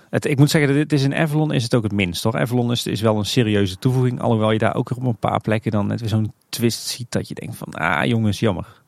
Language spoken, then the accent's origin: Dutch; Tilburg, North Brabant, Netherlands; ik ben Tilburger van, van geboorte